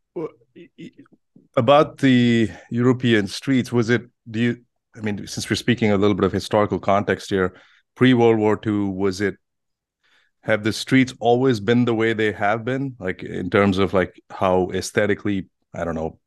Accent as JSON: {"language": "English", "town": "Bangalore", "region": "Karnataka", "country": "India", "tie": "born or raised there", "moved": "yes", "lives_now": "United States", "said": "coming from India, there's there's all sorts of challenges growing up. And, you know, I come from a big city as Bangalore"}